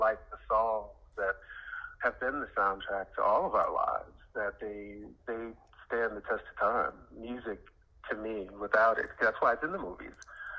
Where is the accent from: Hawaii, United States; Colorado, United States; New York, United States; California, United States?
New York, United States; being from New York